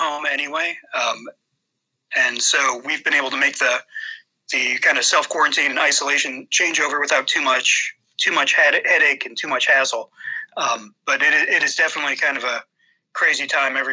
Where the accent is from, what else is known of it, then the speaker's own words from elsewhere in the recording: Toledo, Ohio, United States; I was born and raised in Toledo, Ohio.